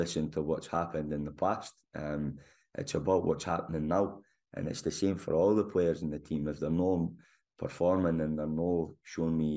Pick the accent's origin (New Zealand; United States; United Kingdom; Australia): United Kingdom; Scotland; moved away; also born or lived in Germany; I'm Scottish in terms of DNA and my passport, but I'm not a guy that's worked in Scotland at all. So I've always been out in Germany